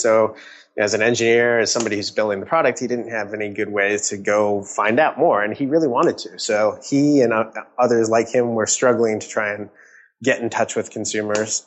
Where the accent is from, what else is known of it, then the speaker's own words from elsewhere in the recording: Redmond, Washington, United States; also born or lived in California / San Francisco; I grew up in Redmond, uh, Washington